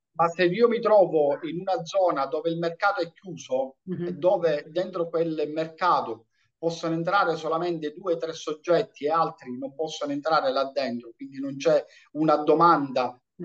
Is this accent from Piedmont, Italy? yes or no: no; Riesi, Sicily, Italy; now in Agrigento, Italy; io vengo dalla provincia di Caltanissetta, un paese piccolino di 11.000 abitanti che è Riesi